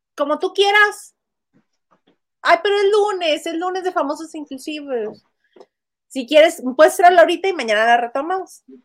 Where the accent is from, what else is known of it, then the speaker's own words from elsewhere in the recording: Mexicali, Baja California, Mexico; Mexicali, mi ciudad natal en la que radico